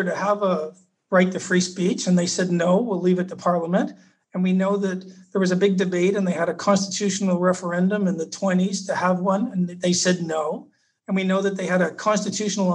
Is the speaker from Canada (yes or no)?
yes; Canada; now in Australia; I'm Canadian